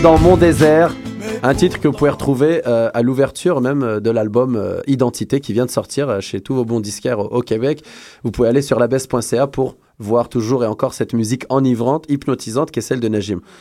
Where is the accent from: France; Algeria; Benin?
Algeria; now in Montreal, Canada; On a chez nous en Algérie